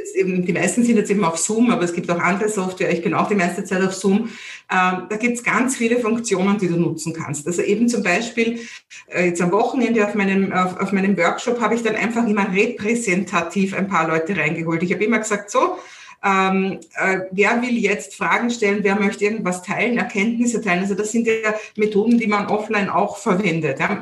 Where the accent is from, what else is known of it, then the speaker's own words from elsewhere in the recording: Vienna, Austria; accent: Viennese; meinen Wiener Dialekt